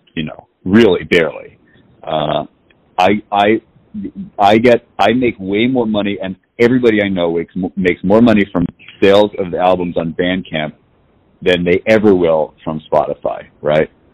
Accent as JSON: {"language": "English", "town": "New York City", "region": "New York", "country": "United States", "tie": "born or raised there", "said": "I was born and raised in New York City"}